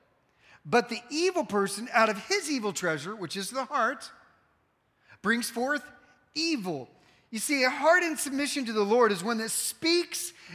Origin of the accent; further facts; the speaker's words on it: the North, United States; now in Texas, United States; I'm from the North and we don't sweeten our tea up there